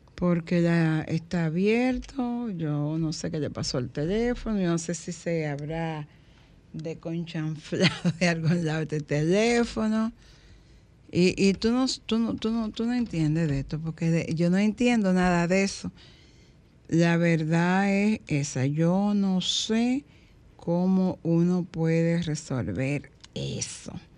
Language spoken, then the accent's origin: Spanish; Dominican Republic; Qué bueno que nací en este país. Qué bueno que soy dominicano